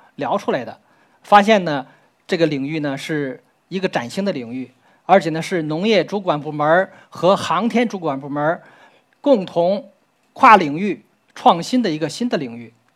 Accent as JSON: {"language": "Chinese", "country": "China", "said": "我们中国人"}